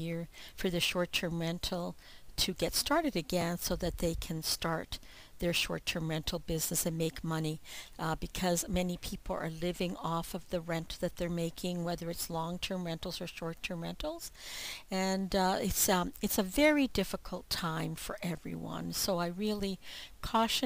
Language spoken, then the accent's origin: English; Ontario, Canada; I'm from Ontario, Canada